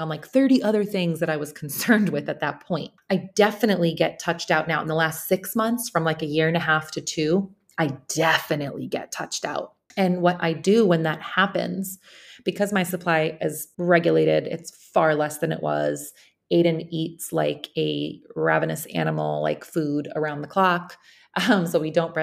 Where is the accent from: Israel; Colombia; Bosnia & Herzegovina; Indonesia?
Bosnia & Herzegovina; now in United States; I'm currently in my home country, in Bosnia, I'm in Sarajevo